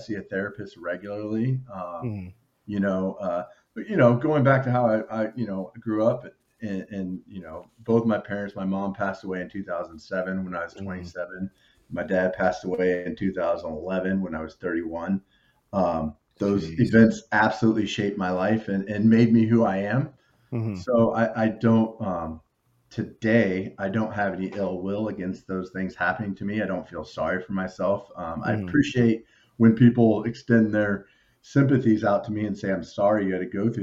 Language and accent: English; Overland Park, Kansas, United States; also born or lived in Western Illinois; born and raised in Kansas City